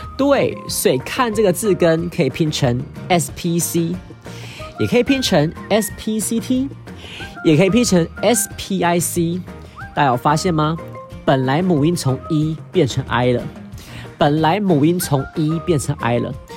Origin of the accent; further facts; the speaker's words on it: Taiwan; 我是台湾来的